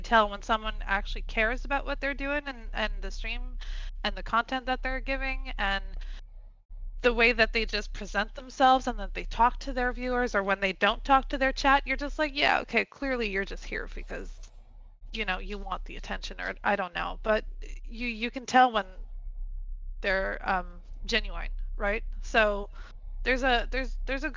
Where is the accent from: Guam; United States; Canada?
Canada; Quebec City, Quebec; I'm from Quebec City, Canada. So I stream in both English and French.